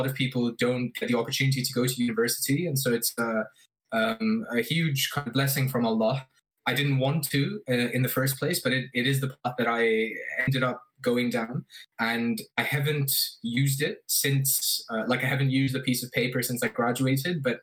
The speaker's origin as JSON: {"language": "English", "region": "Abu Dhabi", "country": "United Arab Emirates", "tie": "born or raised there", "said": "I grew up in Abu Dhabi"}